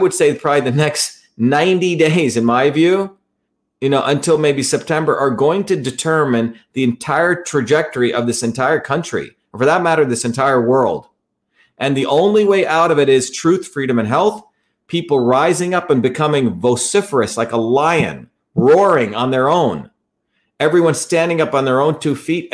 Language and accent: English; India; moved away; I grew up in India